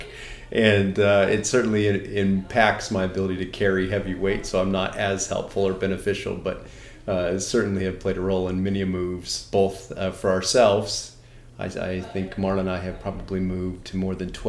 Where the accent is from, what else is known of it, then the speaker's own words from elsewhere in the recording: Southern California, United States; moved away as an adult; also born or lived in Connecticut / Minnesota / Mississippi / Kentucky; now in Bay Area, United States; I grew up in Southern California.